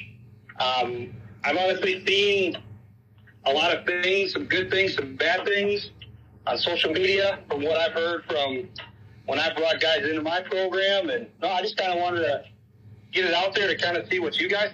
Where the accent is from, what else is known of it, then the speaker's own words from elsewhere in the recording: Sparta, Wisconsin, United States; I'm originally from Sparta, Wisconsin. I graduated there in 2009.